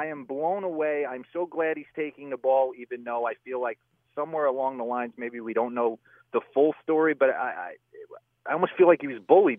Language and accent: English; United States; I grew up in the New York area, obviously. I rooted for the Yankees as a kid.